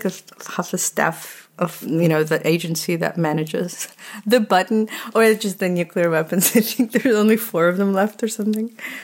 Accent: Texas, United States; Well, yeah, growing up in Texas and in a suburb, you would think that that's a part of it.

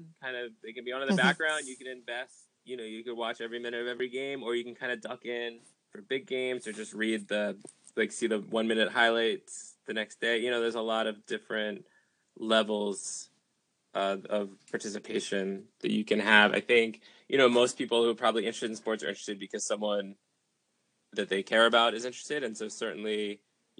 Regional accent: Washington, District of Columbia, United States; moved away; also born or lived in New York City; I came from Washington, D.C.

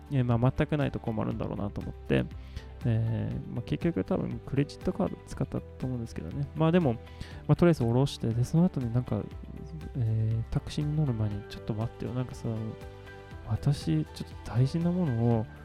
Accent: southern Sweden, Sweden; Japanese is a second language; はねあのスウェーデンで、まあ、南スウェーデンが出身なので、まあ、寒くなっても大体マイナス5度とかそれぐらい

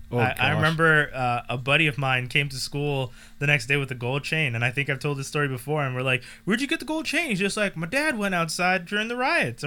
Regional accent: Montreal, Quebec, Canada; born or raised there

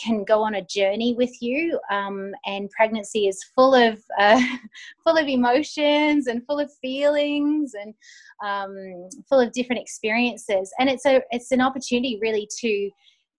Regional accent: Australia; moved away as an adult; also born or lived in United Kingdom; I'm Australian

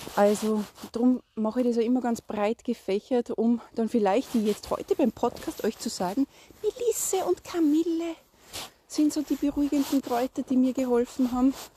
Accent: Salzburg, Austria; bei uns in Salzburg, dass du neben einem Mischwald wohnst

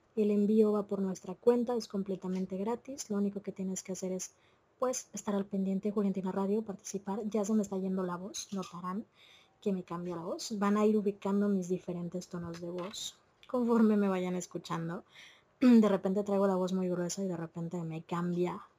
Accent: Mexico; no todas somos mexicanas

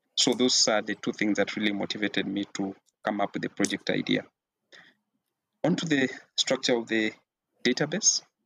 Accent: Kenya; I am a Kenyan national

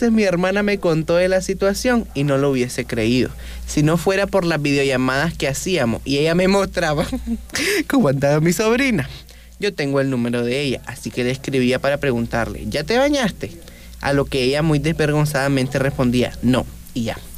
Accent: Chinandega, Nicaragua; now in Managua, Nicaragua; Cabe aclarar de que yo vivo en Chinandega, y, o sea, yo soy de Chinandega, pero vivo en Managua.

